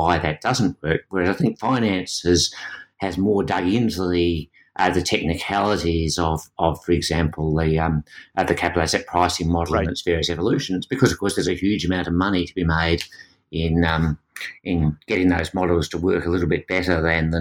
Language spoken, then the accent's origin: English; Australia; being Australian